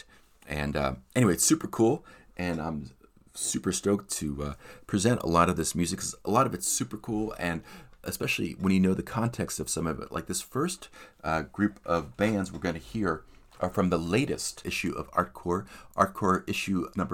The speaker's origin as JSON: {"language": "English", "town": "Philadelphia", "region": "Pennsylvania", "country": "United States", "tie": "born or raised there", "said": "my hometown of Philadelphia, Pennsylvania, on the east coast of the United States"}